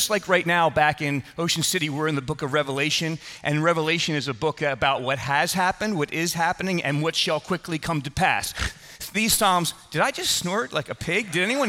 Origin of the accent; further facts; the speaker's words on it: Philadelphia, Pennsylvania, United States; And most of you know I grew up in Philadelphia, not far from where Bob grew up.